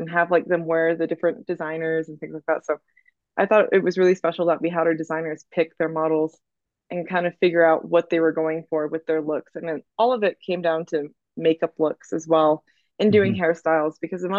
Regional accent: Oklahoma, United States; like, shoot, we're in Oklahoma, we're gonna have fun. Okay, like this is gonna be great. We're in my hometown, we're gonna hang out, everyone's gonna see each other.

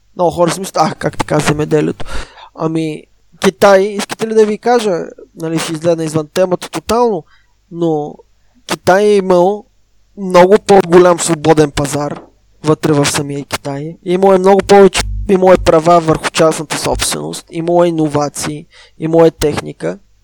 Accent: Southern Bulgaria, Bulgaria; аз съм от Южна България

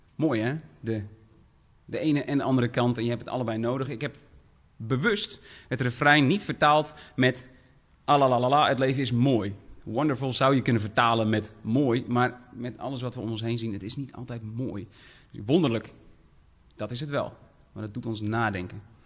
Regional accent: Dokkum, Friesland, Netherlands; ik kom uit Dokkum, Friesland.

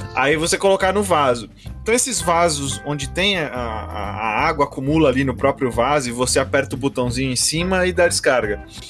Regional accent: Brazil; como bom brasileiro

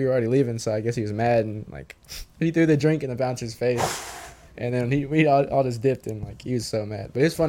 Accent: Kilgore, Texas, United States; now in College Station, United States; We're both from East Texas. We're both from Kilgore.

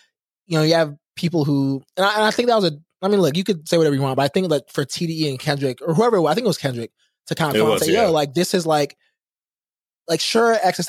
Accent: the South, United States; also born or lived in Nigeria; I'm from the South, or I grew up in the South.

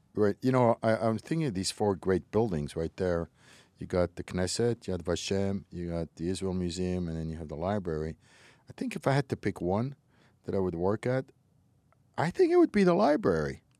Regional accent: Montreal, Quebec, Canada; English is a second language; I grew up in Montreal. I was a little kid, didn't know a word of English. I was eight years old

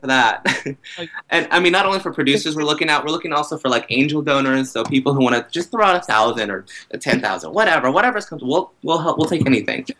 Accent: Texas, United States; moved away as an adult; also born or lived in Brooklyn, New York; now in New York City, United States; I'm from Texas

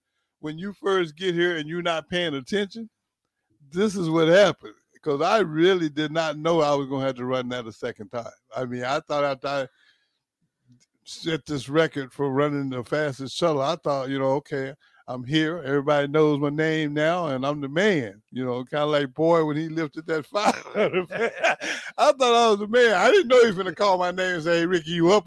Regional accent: Greenville, Texas, United States; I'm from Greenville, Texas

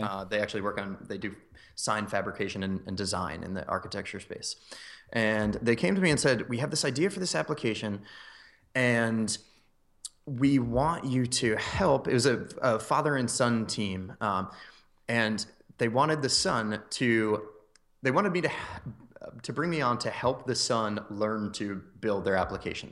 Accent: north of Philadelphia, Pennsylvania, United States; moved away as an adult; also born or lived in Maryland / Boston / Chicago; now in Phoenix, United States; moved up to north of Philadelphia, actually, when I was around six years old. Um, so I grew up there for, uh, my whole life until I went to college

